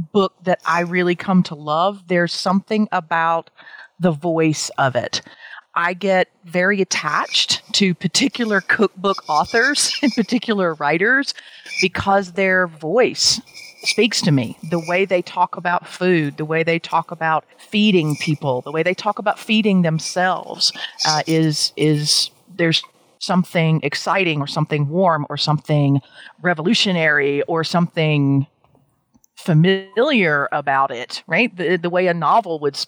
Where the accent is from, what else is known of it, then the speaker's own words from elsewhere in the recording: Tifton, Georgia, United States; moved away; I grew up in Tifton, Georgia